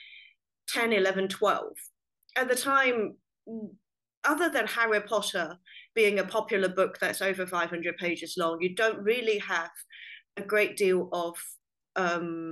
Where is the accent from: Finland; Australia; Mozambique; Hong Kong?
Hong Kong; I grew up in Hong Kong